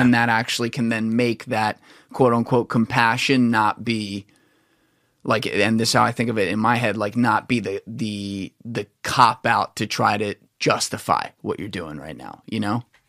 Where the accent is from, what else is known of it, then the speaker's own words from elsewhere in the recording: New Jersey, United States; I'm from New Jersey